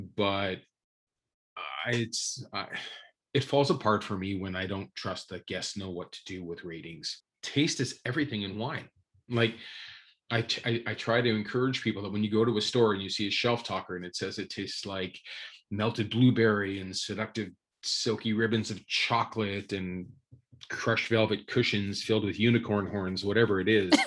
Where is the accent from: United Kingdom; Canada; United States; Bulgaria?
Canada; Thunder Bay, Ontario; I was born in Ontario, northwestern Ontario, a great little town called Thunder Bay